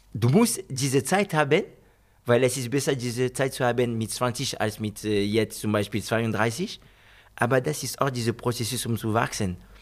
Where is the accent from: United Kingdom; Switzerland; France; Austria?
France; German is a second language; moved away as an adult; also born or lived in Guinea (ancestry) / Spain; now in Wolfsburg, Germany; Ich bin Franzose, geboren in Frankreich